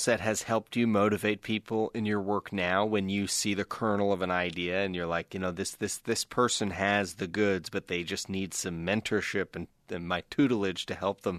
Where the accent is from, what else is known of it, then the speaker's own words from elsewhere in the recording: East Coast Canada, Atlantic Canada, Canada; I'm from East Coast Canada. There's not a lot of crew there.